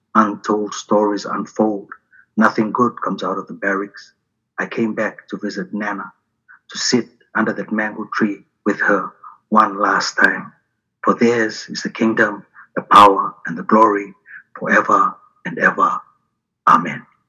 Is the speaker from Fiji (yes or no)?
yes; Suva, Central Division, Fiji; moved away as an adult; now in New Zealand; I grew up in Fiji 17 years uh, in a uh, house in Samambula North, Tumbo Street in Suva which is the capital of Fiji